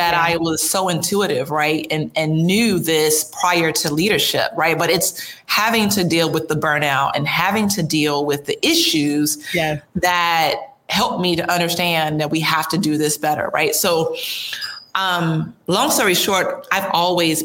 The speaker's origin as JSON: {"language": "English", "town": "Chicago", "region": "Illinois", "country": "United States", "moved": "yes", "said": "I'm from Chicago originally, so it's you know, I'm Midwest"}